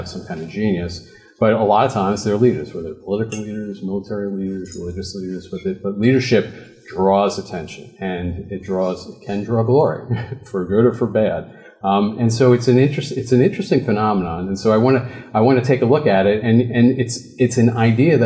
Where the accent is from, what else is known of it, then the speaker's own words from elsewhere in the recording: New York, United States; I grew up in New York